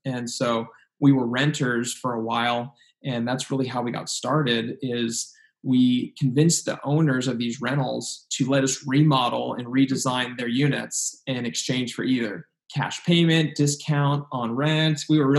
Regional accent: San Luis Obispo, California, United States; Yeah, so, I mean, I grew up here in San Luis Obispo, Central Coast of California, right between LA and San Francisco on the coast.

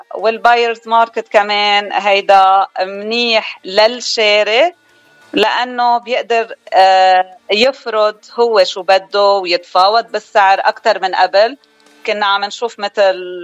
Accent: Beirut, Beirut Governorate, Lebanon; moved away as an adult; now in Arizona, United States; أنا من لبنان الأصل من جبال خلقانة ببيروت وقضيت أكترية حياتي ببيروت

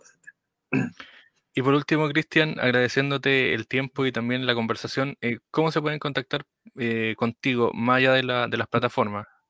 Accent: Río Bueno, Los Ríos, Chile; nosotros somos de Río Bueno

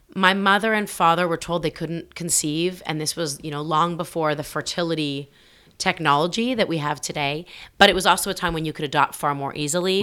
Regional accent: Toronto, Ontario, Canada; moved away as an adult; I grew up in the center of the city

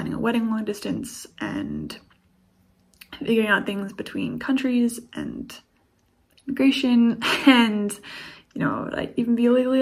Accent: United States; I'm from the States

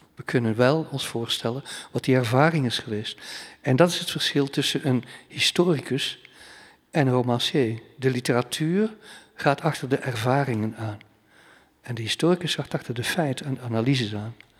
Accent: banks of the Scheldt, Flanders, Belgium; ik aan de Scheldeboorden zit waar ik ben opgegroeid

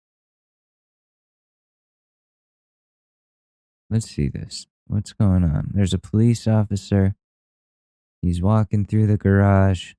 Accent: Ridgefield, Connecticut, United States; my hometown of Ridgefield, Connecticut

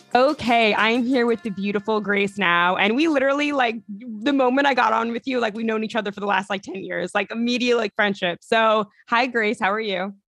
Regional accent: Long Island, New York, United States; I'm from Long Island originally

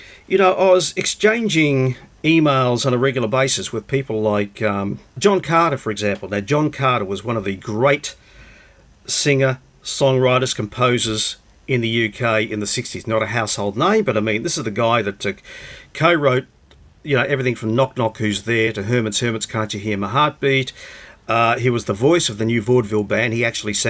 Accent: Brisbane, Queensland, Australia; me, I guess, growing up in Brisbane

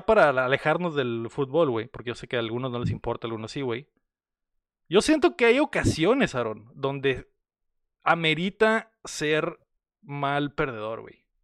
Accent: Mexico; nuestra nación

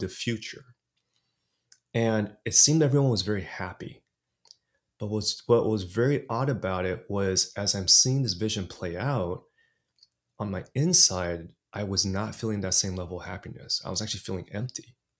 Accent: Los Angeles, California, United States; first language English; also born or lived in Taiwan; I was orig-, originally born in Taiwan, came to States when I was three, and grew up in L A, in, in California. And so, really, my first language was English

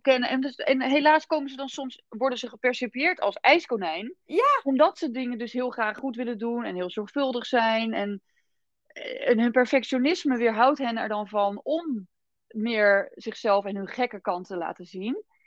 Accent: Rotterdam, South Holland, Netherlands; ik kom uit Rotterdam

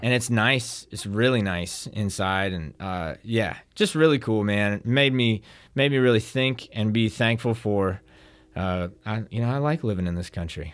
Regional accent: Denton, Texas, United States; now in Hattiesburg, United States; I was born in Denton

